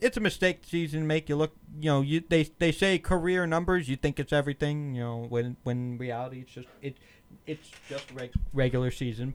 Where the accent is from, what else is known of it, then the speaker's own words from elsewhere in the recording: Philadelphia suburbs, Pennsylvania, United States; I was born and raised, you know, in Pennsylvania, Philly suburbs